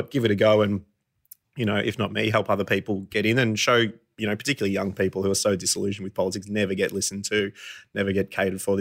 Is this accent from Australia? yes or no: yes; Warrnambool, Victoria, Australia; We grew up in Warrnambool together.